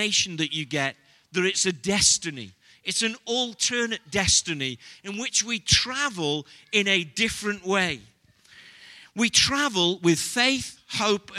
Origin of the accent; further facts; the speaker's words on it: Stoke-on-Trent, West Midlands, United Kingdom; I'm from Stoke-on-Trent.